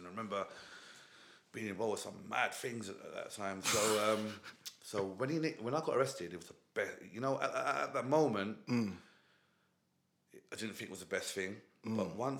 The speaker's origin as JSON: {"language": "English", "country": "United Kingdom", "tie": "born or raised there", "said": "So I'm born here and that, but they're like Kenyan Asians."}